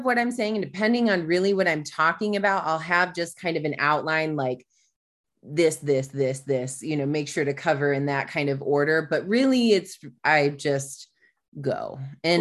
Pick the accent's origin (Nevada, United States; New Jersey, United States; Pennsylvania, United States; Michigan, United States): Michigan, United States; now in Austin, United States; I grew up in Michigan